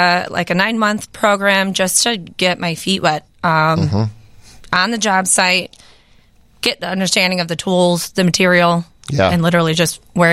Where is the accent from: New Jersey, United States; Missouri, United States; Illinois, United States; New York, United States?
Illinois, United States; Addison; Born in Addison, grew up there. And I went to UIC for a little bit of college.